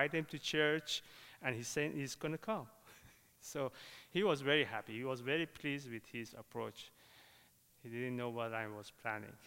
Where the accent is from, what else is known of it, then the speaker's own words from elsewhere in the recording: Dubai, United Arab Emirates; English is a second language; moved away; also born or lived in Iran; I grew up in Dubai